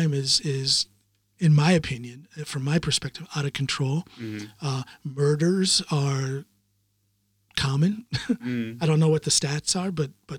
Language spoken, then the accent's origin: English; Norton, Ohio, United States; born or raised there; moved away as an adult; also born or lived in Akron, Ohio; now in Norway